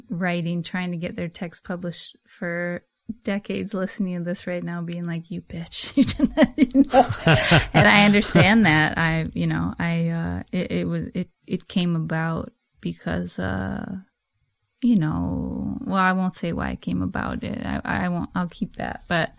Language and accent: English; United States; I know I definitely was growing up in America, totally brainwashed by all that shit.